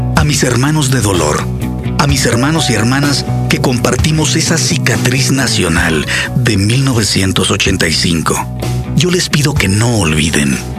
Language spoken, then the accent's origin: Spanish; Mexico City, Mexico; mi tierra, comenzó a temblar